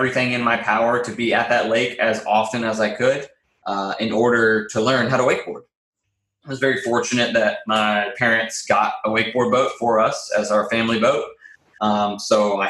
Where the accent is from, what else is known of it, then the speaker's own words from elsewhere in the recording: Raleigh, North Carolina, United States; I am born and raised in Raleigh, North Carolina